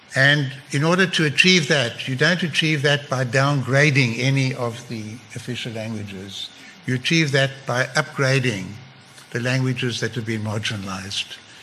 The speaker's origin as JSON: {"language": "English", "country": "South Africa", "tie": "born or raised there", "also_born_or_lived": "England", "moved": "as an adult", "said": "at school we had to learn Afrikaans. It was compulsory and we didn't like it. I'm at English speaking school"}